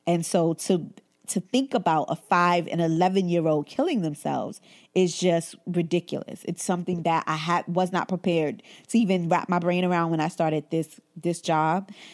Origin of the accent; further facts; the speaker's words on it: New York City, New York, United States; growing up in Brooklyn and growing up in Bed Stuy, Brooklyn